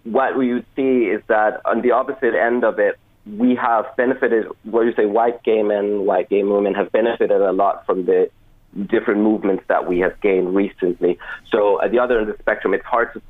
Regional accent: Denmark; moved away as an adult; now in Cork, Ireland; I'm from Denmark originally. I've lived here in Ireland for a couple of years

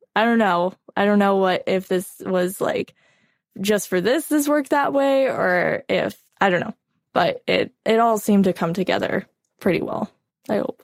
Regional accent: Oregon, United States; moved away as an adult; now in Oklahoma, United States; I was born and raised in Oregon. And I lived there, um, my entire life up until recently.

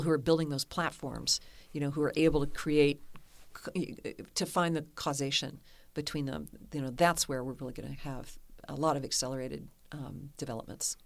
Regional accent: Kentucky, United States; moved away; also born or lived in Amsterdam, Netherlands / San Francisco; I'm from Kentucky

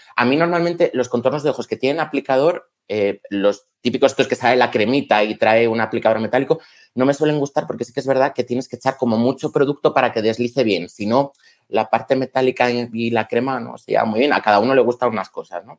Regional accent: León, Castile and León, Spain; Soy de León

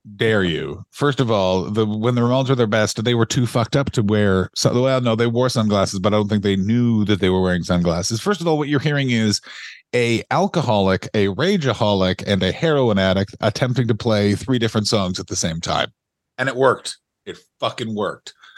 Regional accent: Ottawa, Ontario, Canada; I grew up in Ottawa, Ontario, Canada

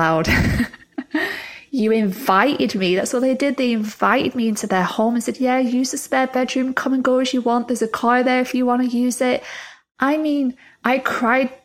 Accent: England, United Kingdom; moved away as an adult; also born or lived in Florida, United States; I moved back from Florida to England in January

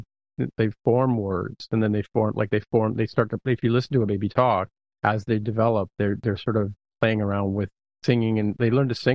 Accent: Canada; okay, sorry, sorry, because I'm Canadian, right?

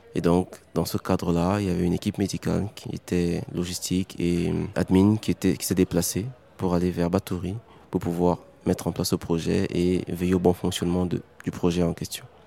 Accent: Cameroon; also born or lived in Douala; Du Cameroun

